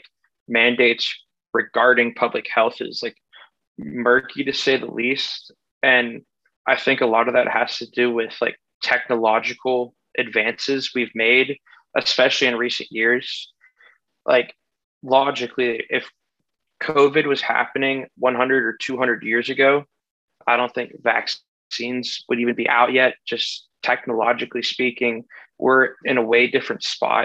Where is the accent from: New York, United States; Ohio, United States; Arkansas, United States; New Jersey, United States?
Ohio, United States; my home state, Ohio